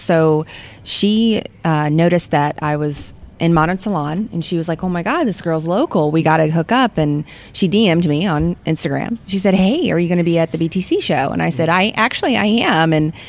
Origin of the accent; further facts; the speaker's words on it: Jacksonville, Florida, United States; I'm from Jacksonville.